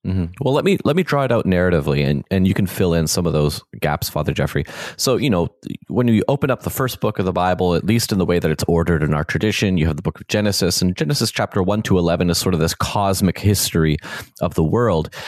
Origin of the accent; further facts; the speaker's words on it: Canada; the way that I grew up in in Canada in the 21st century